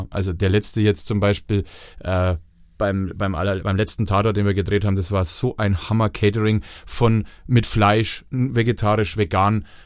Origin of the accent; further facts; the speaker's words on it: Bavaria, Germany; Also Matthias Egersdörfer ist Franke, äh, e-, Eli Wasserscheid ist Fränkin, ich bin Franke, so wir haben einen großen Anteil daran.